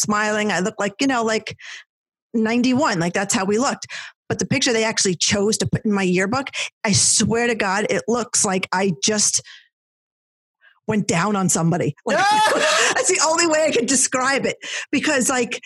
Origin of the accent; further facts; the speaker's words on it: New Jersey, United States; I was a Jersey blonde, girl